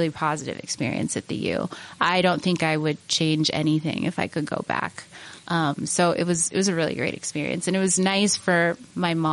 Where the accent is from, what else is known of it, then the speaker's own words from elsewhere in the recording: Utah, United States; growing up in Utah, I was kind of, you know, I was ready to go somewhere else for college and I really, really loved my four years at Penn. And I, you know, I didn't think I would move back to Utah to be honest